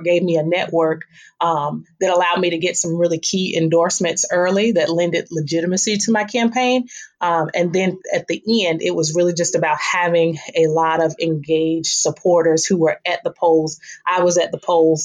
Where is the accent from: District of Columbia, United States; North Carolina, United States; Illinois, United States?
North Carolina, United States; Fayetteville; I was born in Fayetteville.